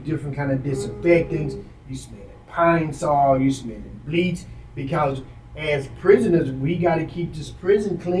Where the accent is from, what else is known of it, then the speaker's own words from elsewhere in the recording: Dallas, Texas, United States; I'm from Oak Cliff.